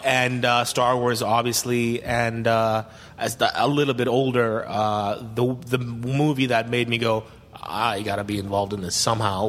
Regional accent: Puerto Rico; English is a second language; moved away; because we were in Puerto Rico where I grew up

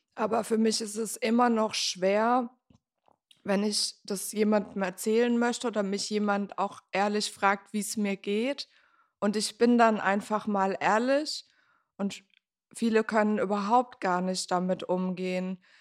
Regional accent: near Mannheim, Baden-Württemberg, Germany; moved away as an adult; also born or lived in Frankfurt am Main; now in Berlin, Germany; ich komme ursprünglich aus der Nähe von Mannheim und ich bin vor zehn Jahren nach Berlin gezogen.

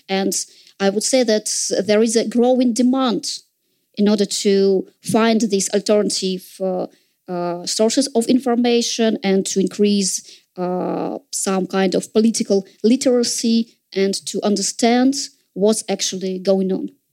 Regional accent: Saint Petersburg, Russia; in St. Petersburg, in my hometown

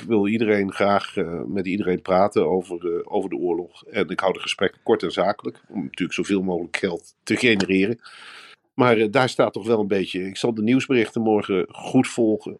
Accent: Arnhem, Gelderland, Netherlands; als Arnhemmer zijnde

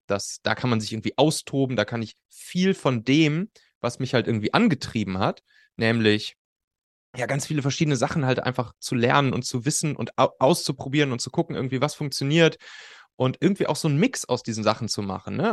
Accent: Rhineland, Germany; auf'm Schulhof bei uns im Rheinland, ne, wo wir, wo wir Abi gemacht haben

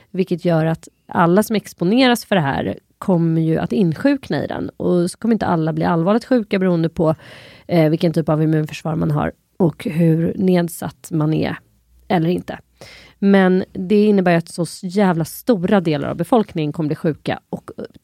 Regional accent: Sweden; Jag är typ ett svensk, har bott här hela mitt liv, två, jag är inte förkyld.

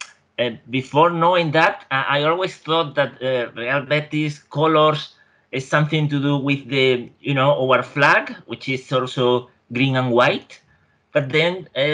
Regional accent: near Seville, Andalusia, Spain; I'm not from Seville, you know. I'm from near Seville, but not exactly from the city.

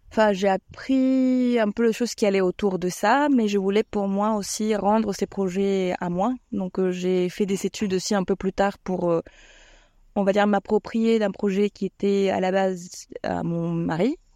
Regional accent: Bogotá, Colombia; French is a second language; moved away as an adult; also born or lived in Rennes, France / Romania; now in Albé, France; Je viens des Colombie, des Bogota, de la capitale. Euh, j'ai atterri à Rennes il y a une 14 ans.

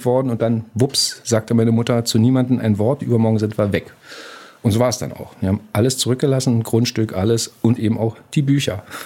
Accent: Berlin, Germany; Ich komme aus der DDR, aus Berlin groß geworden

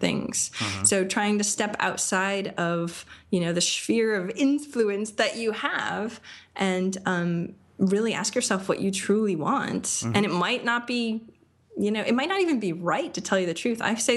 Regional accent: Maine, United States; moved away as an adult; now in Austin, United States; I love Maine. I grew up in Maine.

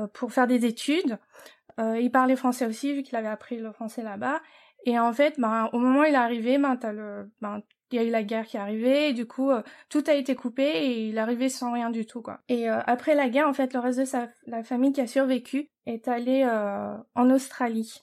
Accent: Paris, Île-de-France, France; moved away as an adult; now in United States; je suis française. Euh, je suis née à Paris, de parents d'origine asiatique

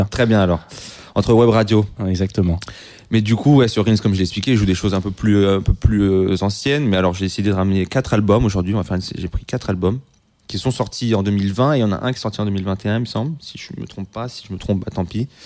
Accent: Le Mans, Pays de la Loire, France; parce que je viens du Mans, j'habite au Mans, j'étais dans le train

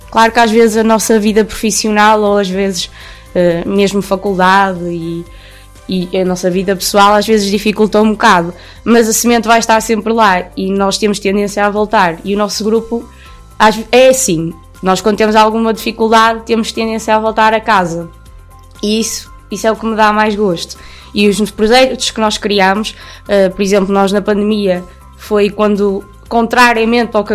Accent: Espinho, Aveiro District, Portugal; tenho 24 anos, também sou de espinho

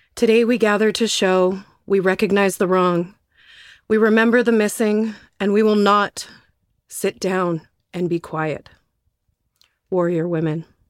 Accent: Terrace, British Columbia, Canada; also born or lived in Nass Valley, British Columbia; I grew up around Terrace, B C, on the northwest coast, and also in the Nass Valley

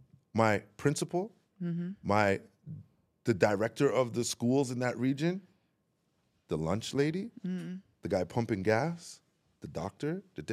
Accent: Toronto, Ontario, Canada; also born or lived in Baltimore; I'm from Jane and Weston Road. So I grew up in Toronto community housing.

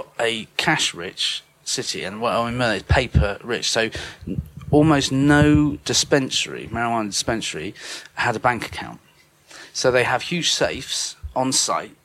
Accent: United Kingdom; as a Brit

